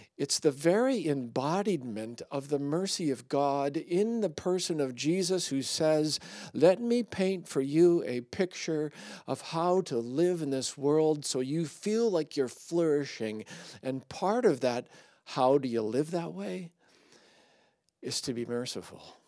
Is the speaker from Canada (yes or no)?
yes; Surrey, British Columbia, Canada; I grew up in Surrey